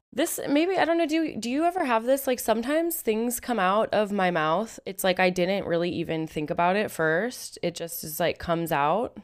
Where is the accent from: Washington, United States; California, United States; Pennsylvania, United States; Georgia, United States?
Washington, United States; Seattle; I'm from Seattle